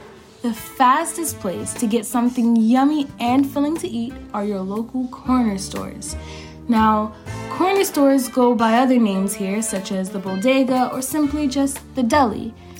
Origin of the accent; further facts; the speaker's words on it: New York City, New York, United States; I'm from the Big Apple. And before you guys ask, no, it's not a giant apple, but it is a sweet place called New York City.